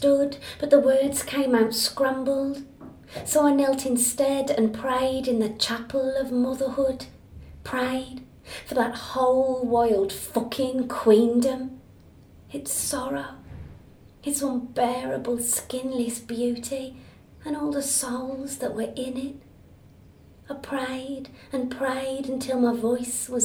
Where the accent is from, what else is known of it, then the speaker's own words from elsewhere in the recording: Black Country, West Midlands, United Kingdom; moved away; also born or lived in Edinburgh; where I grew up in the Black Country in Birmingham, there was many, many pigeon lofts